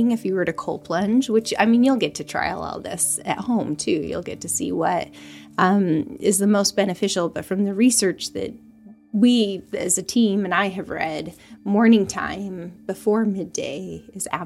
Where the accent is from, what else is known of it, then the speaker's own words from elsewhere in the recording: Florida, United States; moved away; I'm from Florida.